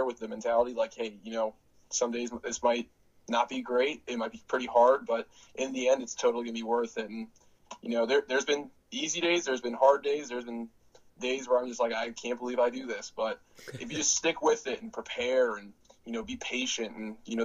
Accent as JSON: {"language": "English", "region": "Northern Virginia", "country": "United States", "tie": "born or raised there", "said": "growing up in the Northern Virginia area"}